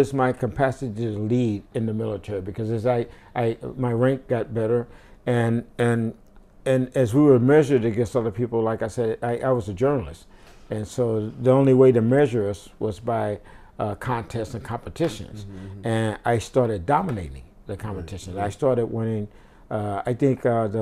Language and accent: English; St. Louis, Missouri, United States; moved away as an adult; I grew up in St. Louis, and my area was predominantly black